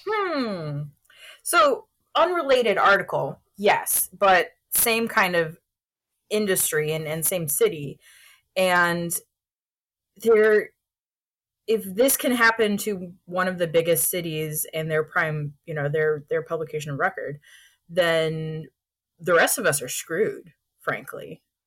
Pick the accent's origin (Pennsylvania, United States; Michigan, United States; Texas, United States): Texas, United States; Houston; my hometown publication